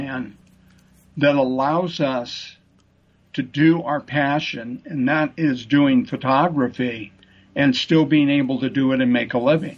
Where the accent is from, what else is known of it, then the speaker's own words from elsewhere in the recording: Seattle, Washington, United States; also born or lived in Sammamish, Washington; born and raised in Seattle